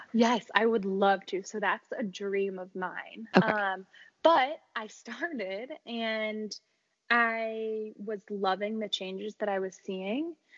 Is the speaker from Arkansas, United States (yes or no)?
no; Chicago, Illinois, United States; moved away; until I moved away from Chicago